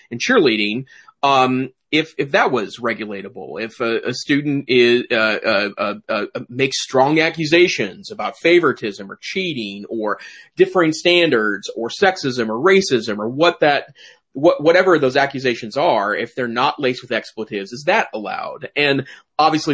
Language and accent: English; Great Falls, Montana, United States; also born or lived in Missoula, Montana; I taught briefly in my hometown, Great Falls, Montana